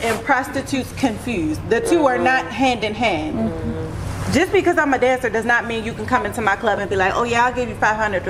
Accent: Baltimore, Maryland, United States; I'm from Baltimore.

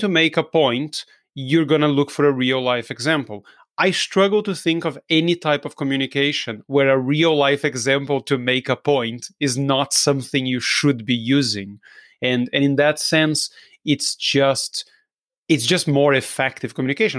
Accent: Brazil; English is a second language; I'm, I'm from Brazil. I don't sound like an English person or an American person.

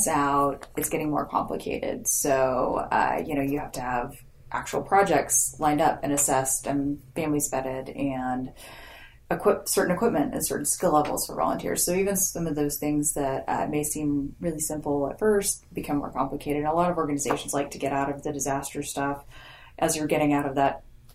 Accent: Grand Prairie, Texas, United States; moved away as an adult; also born or lived in Oklahoma; now in Oklahoma City, United States; I grew up in the Dallas area, kind of Grand Prairie. It's a little suburb there. And came up here for school

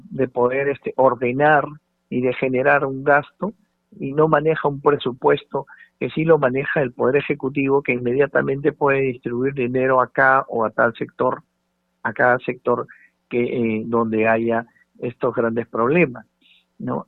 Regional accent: Peru; 32 millones y un poco más que somos los peruanos

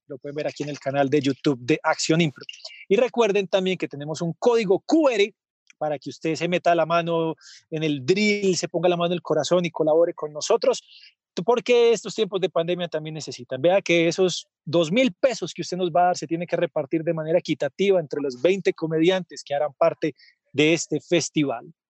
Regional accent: Medellín, Antioquia, Colombia; los que somos de Medellín y conocemos la Feria de las Flores

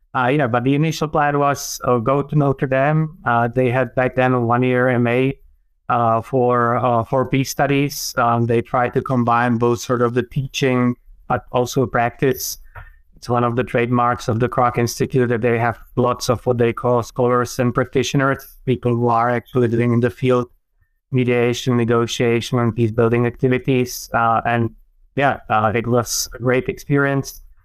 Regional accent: Czechia; I grew up in the middle of uh, Czech Republic. Well, back then, when I was young, was still Czechoslovakia.

